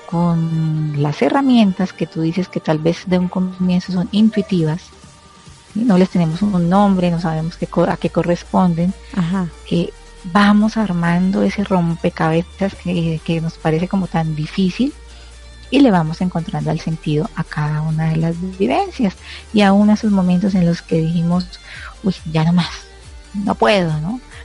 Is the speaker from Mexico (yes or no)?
no; Colombia; aquí en mi país se usa mucho